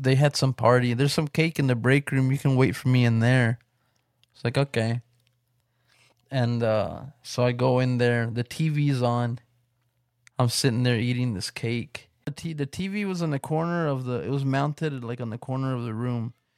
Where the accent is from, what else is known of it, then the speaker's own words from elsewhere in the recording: West Texas, United States; here in my, in my hometown. So, I don't know if anybody around here in the West Texas area